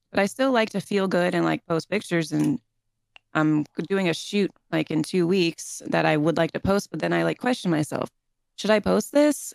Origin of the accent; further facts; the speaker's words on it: St. Petersburg, Florida, United States; moved away as an adult; now in Southern California, United States; I'm from Saint Petersburg, Florida